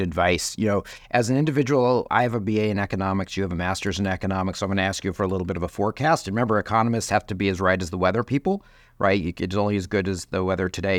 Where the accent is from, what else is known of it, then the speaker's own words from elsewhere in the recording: Chicago, Illinois, United States; my hometown of Chicago